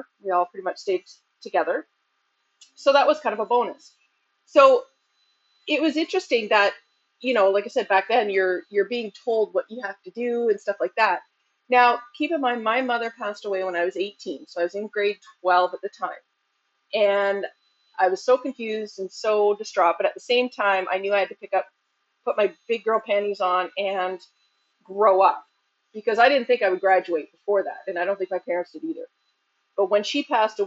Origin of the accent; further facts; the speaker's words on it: Ontario, Canada; here in Ontario, we go to grade 13